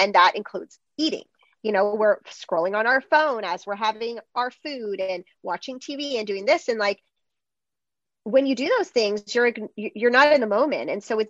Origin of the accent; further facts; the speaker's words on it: Greece; English is a second language; I'm from Greece and in Greece, like mealtimes last for like hours for sure. Like every time when we go back, it's like mealtime is like a drawn out thing.